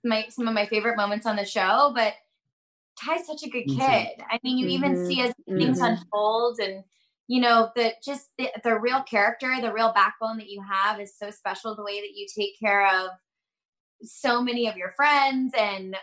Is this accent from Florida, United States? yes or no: yes; Florida, United States; we're both from Florida. We have like we were raised in like similar backgrounds